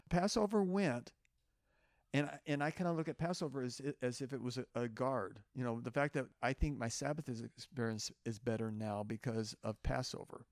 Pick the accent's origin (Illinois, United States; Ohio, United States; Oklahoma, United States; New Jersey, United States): Oklahoma, United States; moved away; I, I grew up in Oklahoma as a kid.